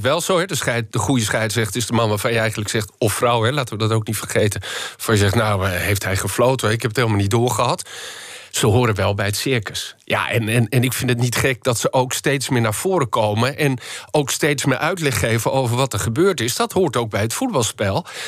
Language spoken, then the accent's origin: Dutch; Netherlands; Wij als Nederlanders